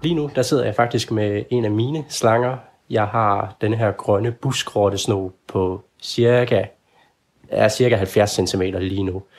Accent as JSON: {"language": "Danish", "town": "Ikast", "region": "Central Denmark Region", "country": "Denmark", "moved": "yes", "said": "Jeg kommer oprindeligt fra IKAST"}